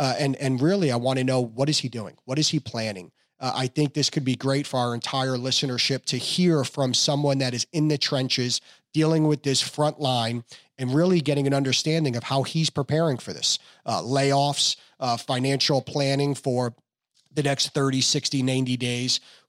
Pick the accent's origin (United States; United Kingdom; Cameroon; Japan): United States; New Jersey; now in California, United States; And now New Jersey, which is my hometown, right? Little …, right? My hometown.